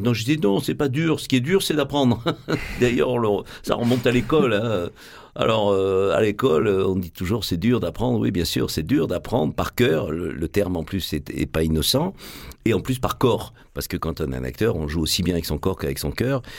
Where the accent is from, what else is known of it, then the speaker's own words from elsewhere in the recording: Marseille, Provence-Alpes-Côte d'Azur, France; accent: Marseillais; moved away as an adult; also born or lived in Paris; je suis marseillais. Moi, je suis né au Chartreux, euh, pas loin d'ici. J'ai passé une grande partie de mon enfance à Saint-Louis, dans ce qu'on appelle aujourd'hui les quartiers nord.